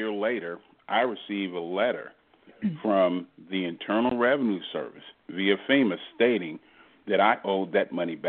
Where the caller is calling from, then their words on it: Houston, Texas, United States; also born or lived in Southern California / Long Beach, Mississippi; I'm calling from Houston, Texas.